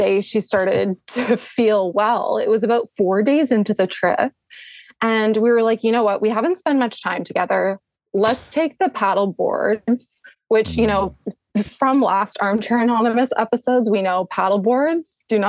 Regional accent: Canada; I am Canadian. Is it obvious?

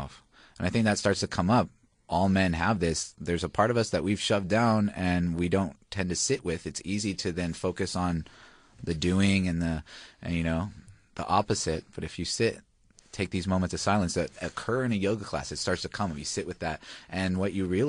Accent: Hawaii, United States; moved away as an adult; also born or lived in Australia; now in Melbourne, Australia; I'm originally from Hawaii

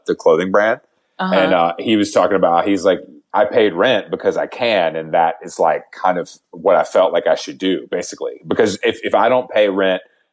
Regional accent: Atlanta, Georgia, United States; I'm from Atlanta

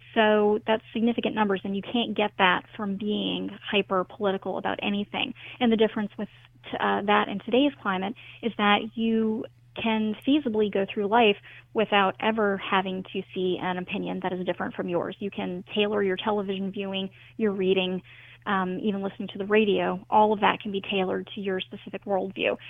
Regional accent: the South, United States; I'm from the South

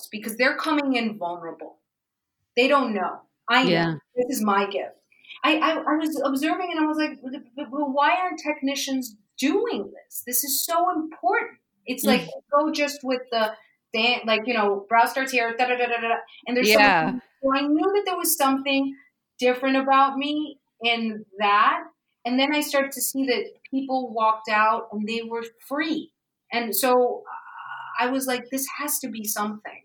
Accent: New York City, New York, United States; I grew up in Manhattan

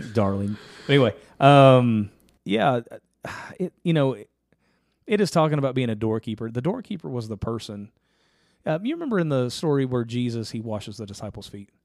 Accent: Ashland, Kentucky, United States; we actually went to my hometown for it

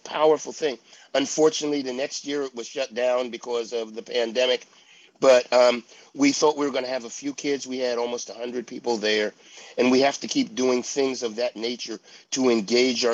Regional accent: Pittsburgh, Pennsylvania, United States; I grew up in Pittsburgh.

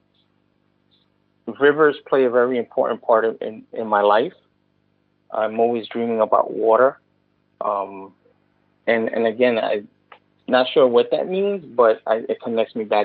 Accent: New York City, New York, United States; I grew up in the Bronx in 180th and Arthur Avenue. The South Bronx, a couple of blocks away from Cortona Park.

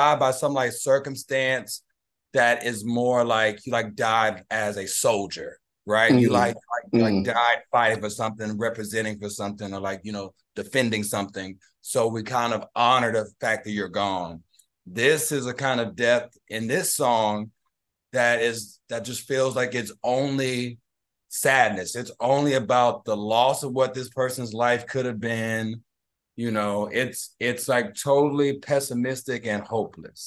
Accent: Houston, Texas, United States; moved away as an adult; also born or lived in Los Angeles; I'm from Houston, which is the home of screwed and chop music

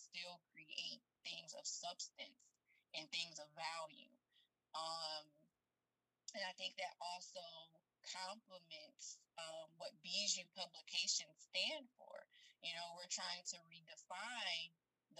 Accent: Rochester, New York, United States; in Rochester, New York, which is my hometown, born and raised

